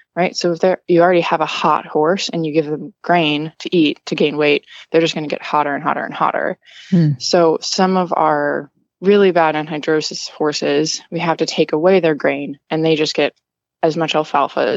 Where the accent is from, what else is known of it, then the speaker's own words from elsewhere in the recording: Wisconsin, United States; also born or lived in New York / Massachusetts; now in Florida, United States; I'm originally from Wisconsin